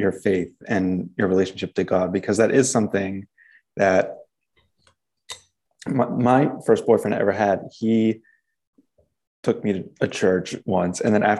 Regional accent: Maine, United States; moved away as an adult; also born or lived in North Carolina / New York; now in Wisconsin, United States; at that point I was in North Carolina. I grew up in Maine, went to college in North Carolina.

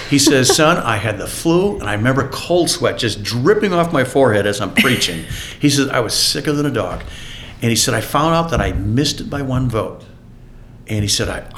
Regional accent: Minneapolis, Minnesota, United States; also born or lived in Eau Claire, Wisconsin; now in Sparta, Wisconsin, United States; I was actually born in Eau Claire, Wisconsin. And my grandma's house was in Wisconsin and on a farm. My mom was born on that farm. And so every year we would come back to, even though I was born in Eau Claire, and my dad was a pastor actually until I was 3. And then we moved to Minneapolis, St. Paul area

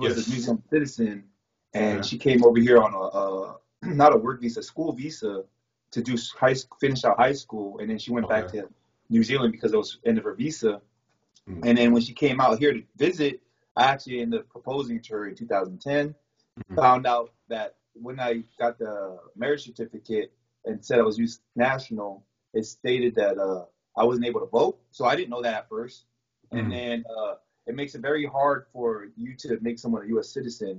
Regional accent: American Samoa; born there; also born or lived in California; I was born in American Samoa. So half of my brothers and sisters are American Samoa, and half of us were in California.

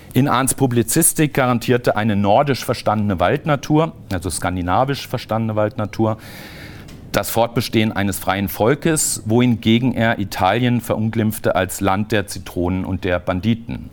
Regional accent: Southern Germany, Germany; in Süddeutschland, wo ich aufgewachsen bin

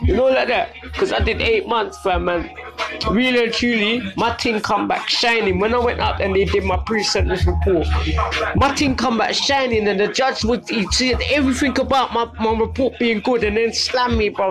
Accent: London, United Kingdom; now in Southend, United Kingdom; I grew up in Brixton in the 70s. 80s, 90s

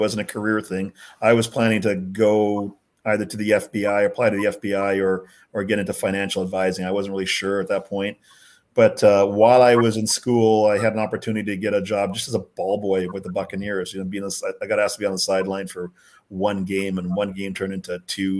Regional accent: Jamaica; born there; also born or lived in Winnipeg / Minot, North Dakota; so my brother and sister were both born in Winnipeg, but I was born in Jamaica when my dad was down there doing some medical stuff.

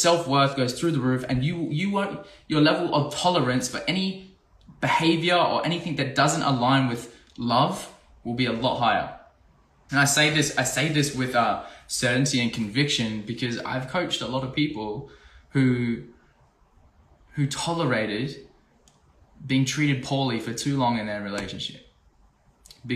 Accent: Australia; I'm from Australia.

